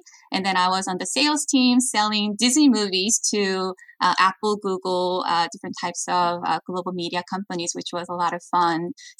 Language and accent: English; South Korea; now in United States; And growing up in Korea, I watched like K-pop, Korean drama, Korean entertainment, and thought after I learned from the best practice in Hollywood, then I could revolutionize Korean entertainment business